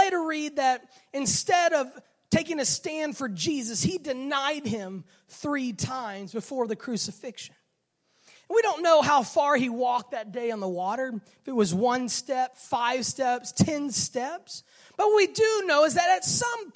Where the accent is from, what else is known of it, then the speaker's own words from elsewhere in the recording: Miami, Florida, United States; growing up in Miami around the ocean